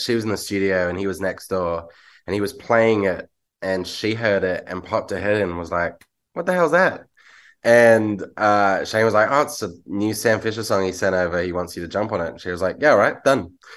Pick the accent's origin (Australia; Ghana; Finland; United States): Australia